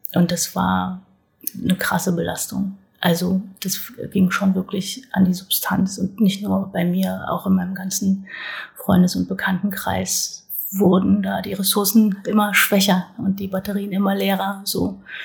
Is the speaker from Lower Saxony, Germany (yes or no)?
no; North Hesse, Germany; moved away as an adult; now in Berlin, Germany; Ich bin in Südhessen geboren, aber in Nordhessen aufgewachsen